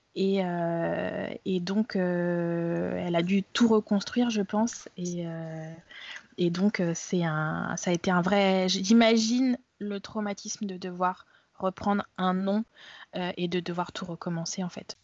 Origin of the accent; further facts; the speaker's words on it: France; je suis française, née en France.